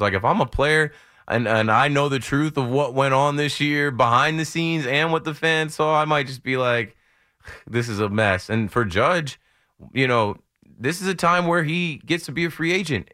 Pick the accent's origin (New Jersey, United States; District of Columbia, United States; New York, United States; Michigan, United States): New Jersey, United States; I'm from Jersey